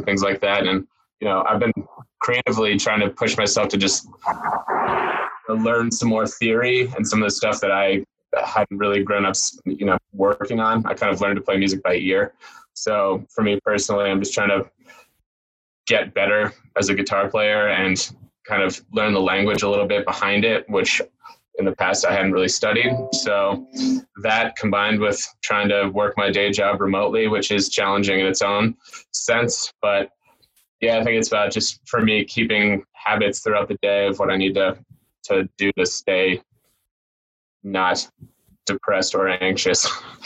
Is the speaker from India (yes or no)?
no; San Diego, California, United States; now in Denver, United States; I grew up in San Diego